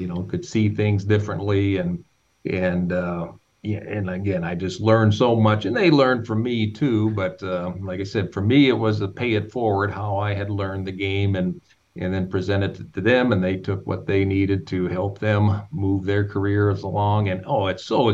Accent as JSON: {"language": "English", "region": "North Dakota", "country": "United States", "said": "the state of North Dakota specifically, which is, again, my home state"}